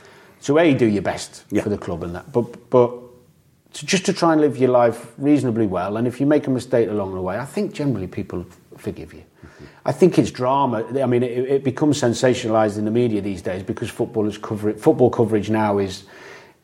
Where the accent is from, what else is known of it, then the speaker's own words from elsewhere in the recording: Chester, North West England, United Kingdom; I was from Chester